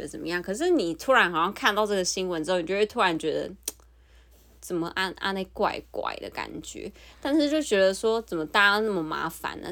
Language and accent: Chinese; Taiwan; moved away; also born or lived in South Korea; 因为我是台湾人